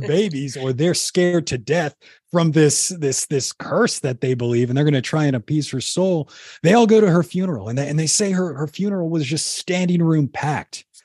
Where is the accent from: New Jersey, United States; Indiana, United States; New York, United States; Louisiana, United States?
Louisiana, United States; New Orleans; I grew up down in New Orleans and grew up right off the Mississippi River